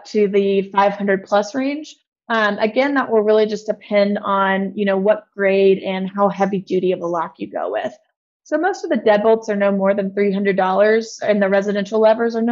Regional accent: Texas, United States; I'm actually from Texas

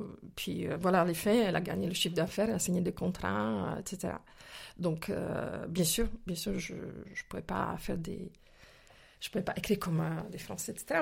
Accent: Slovakia; French is a second language; moved away as an adult; now in France; je suis née il y a quelques années, quelques décennies déjà, en Slovaquie, plus précisément en Tchécoslovaquie à l'époque communisme, en fait. Voilà, j'ai grandi dans ce pays jusqu'à jusqu'à à peu près 19 ans, euh, que j'ai quitté justement pour la France

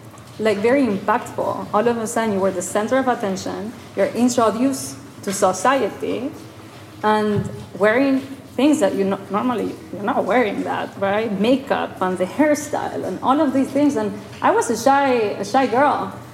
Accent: Mexico; moved away as an adult; my parents, I grew up in Mexico, but then we all left Mexico when I was 22. And I didn't reconnect with Mexico.

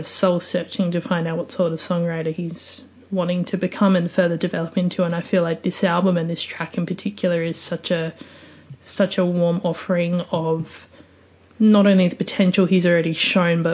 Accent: Adelaide, South Australia, Australia; my hometown of Adelaide

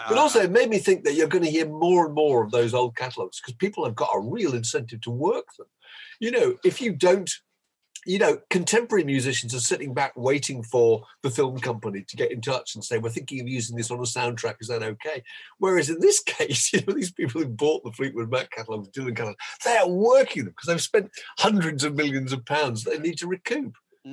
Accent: Canada; We're Canadian.

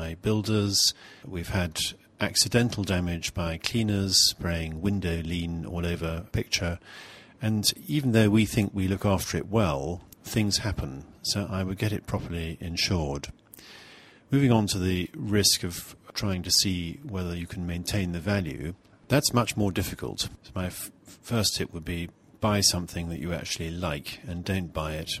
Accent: Scotland, United Kingdom; being rather Scottish

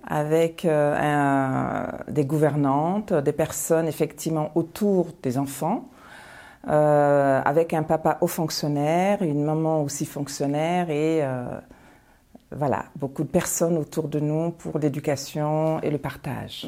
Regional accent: Paris, Île-de-France, France; born or raised there; also born or lived in Bamako, Mali

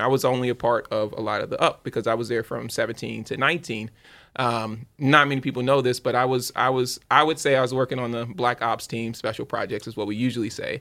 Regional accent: Louisiana, United States; I'm from Louisiana.

